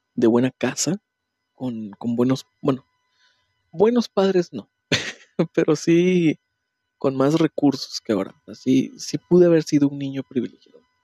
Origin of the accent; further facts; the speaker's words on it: Puebla, Mexico; moved away; de donde yo soy, en Puebla